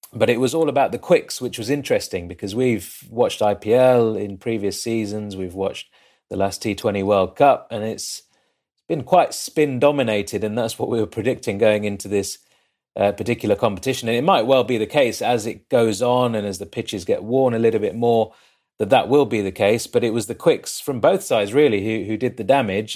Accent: Leicester, East Midlands, United Kingdom; I'm from Leicester. I live in, in Leicester, in England

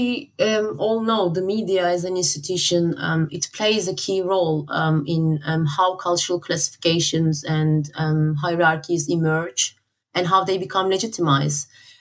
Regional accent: Turkey; now in United Kingdom; I'm originally from Turkey, but I work in the UK.

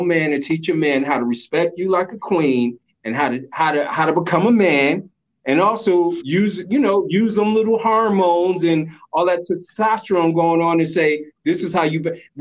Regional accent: New York City, New York, United States; also born or lived in the South; I grew up in New York City.

